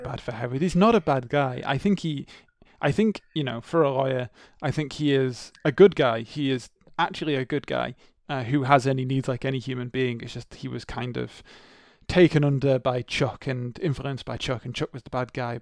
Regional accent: England, United Kingdom; growing up in the English schooling system, we were not taught about the Troubles

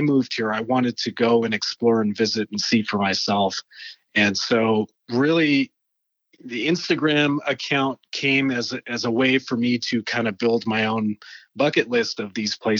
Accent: Canada; now in Utah, United States; So I actually moved from Canada.

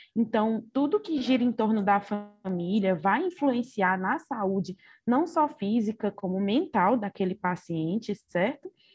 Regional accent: Ceará, Brazil; also born or lived in Cáceres, Mato Grosso; Nasci em Cáceres, no Mato Grosso, mas vivi minha vida toda no Ceará, então sou cearense de coração

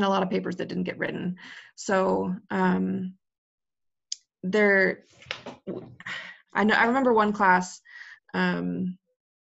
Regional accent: Colorado, United States; moved away as an adult; also born or lived in Texas; now in Chicago, United States; I grew up in Colorado, I'm now in Chicago

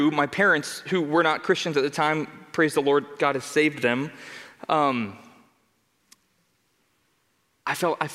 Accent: Denver, Colorado, United States; also born or lived in Arvada, Colorado; I grew up in Denver, Colorado

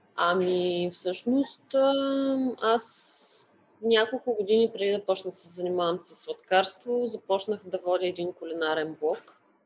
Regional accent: Sliven, Sliven Province, Bulgaria; moved away as an adult; also born or lived in Varna; now in Sofia, Bulgaria; аз съм родена и израснала в а, Сливен

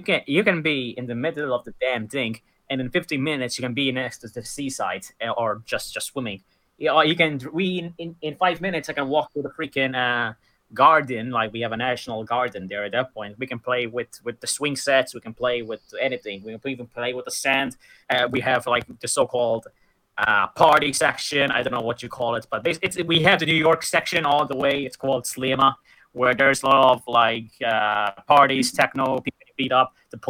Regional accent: Malta; To the point where even people from my country think I'm American or Canadian or something. They don't think I'm even Maltese.

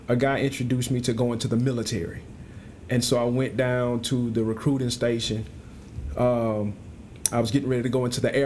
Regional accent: Tampa, Florida, United States; moved away as an adult; also born or lived in Grambling, Louisiana; now in Shreveport, United States; I'm originally from Tampa, Florida. That's where I grew up

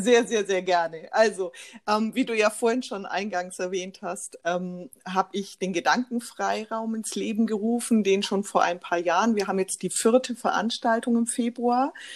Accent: Nuremberg, Bavaria, Germany; Ich lebe in der Nähe von Nürnberg mit meiner Familie. Bin, ähm, in Nürnberg auch geboren

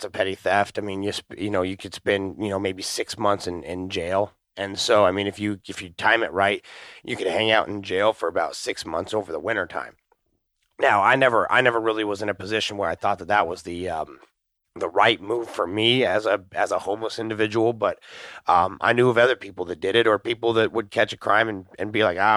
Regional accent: Anchorage, Alaska, United States; moved away; growing up in Anchorage, Alaska

